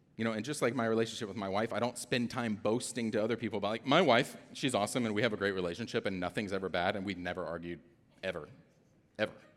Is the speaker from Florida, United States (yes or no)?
no; Atlanta, Georgia, United States; I'm also from Atlanta